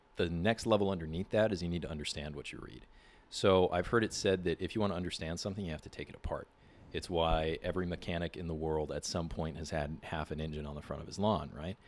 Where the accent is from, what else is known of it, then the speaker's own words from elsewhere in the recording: San Diego, California, United States; I grew up here in San Diego. I'm actually a fifth generation San Diegan